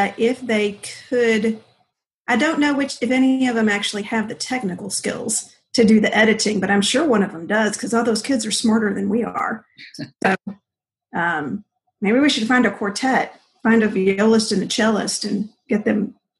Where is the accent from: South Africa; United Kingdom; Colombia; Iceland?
Colombia; So I grew up in Columbia. My parents were Southern Baptist missionaries.